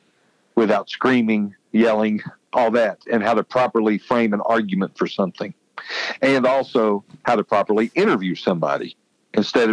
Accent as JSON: {"language": "English", "region": "West Virginia", "country": "United States", "tie": "born or raised there", "moved": "yes", "lives_now": "Charleston, United States", "said": "I got offered an anchor job in my home state of West Virginia"}